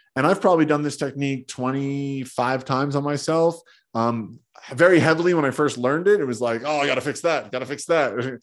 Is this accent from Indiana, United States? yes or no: no; New Jersey, United States; I grew up in Jersey, being a tough Jersey kid